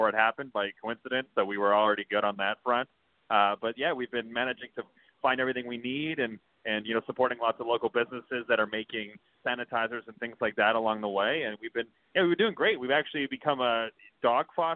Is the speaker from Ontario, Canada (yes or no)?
no; Saskatoon, Saskatchewan, Canada; I grew up in Saskatoon, Saskatchewan